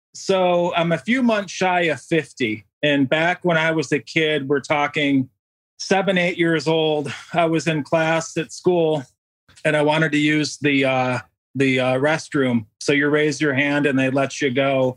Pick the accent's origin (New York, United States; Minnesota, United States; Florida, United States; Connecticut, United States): New York, United States; a town outside of Rochester; I actually grew up in a town outside of, uh, Rochester, New York. So Bill's Country, Western New York